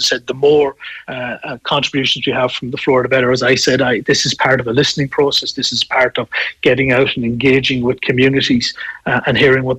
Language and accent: English; Sligo, Connacht, Ireland; my hometown of Sligo